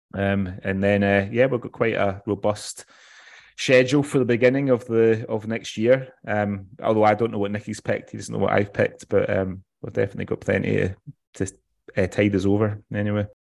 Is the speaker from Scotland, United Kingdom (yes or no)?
yes; West Coast of Scotland, United Kingdom; I'm from the West Coast, so I'm a bit of a mints and tatties